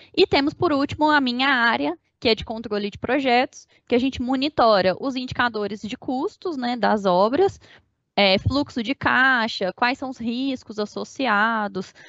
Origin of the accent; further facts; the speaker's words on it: Uberlândia, Minas Gerais, Brazil; fui nascida e criada em Uberlândia, Minas Gerais